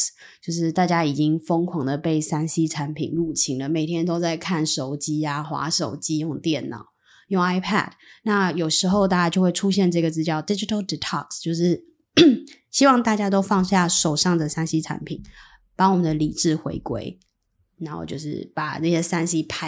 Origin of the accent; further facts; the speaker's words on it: Taiwan; 最至少对我们台湾人而言，我可以学一下，遇到这个状况，我们应该要怎么反应，用什么字，用什么句型，这个还蛮实用。